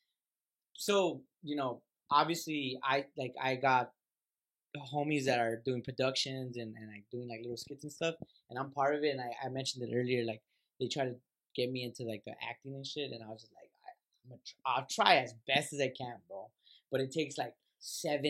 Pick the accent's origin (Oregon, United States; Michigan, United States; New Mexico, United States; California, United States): California, United States; Lynwood; I grew up in this in Linwood. I grew up in this Compton, LA school district